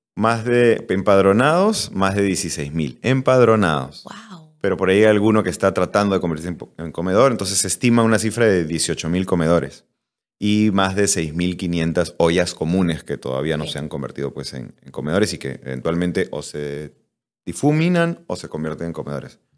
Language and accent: Spanish; Peru; yo soy cocinero peruano